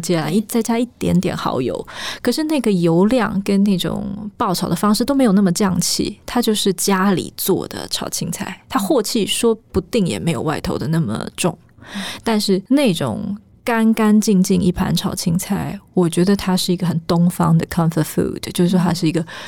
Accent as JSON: {"language": "Chinese", "area": "village on the border of Wugu and Luzhou", "region": "New Taipei City", "country": "Taiwan", "tie": "born or raised there", "said": "我们家住在台北的边陲地带，就是我们在新北市的五股跟泸州交界处一个小小的村庄，那我们那个地方以前是会淹水的，所以不太有人住在那里"}